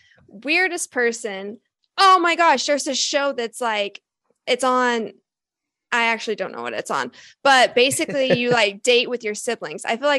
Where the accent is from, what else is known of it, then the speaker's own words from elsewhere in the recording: Oklahoma, United States; I'm from Oklahoma.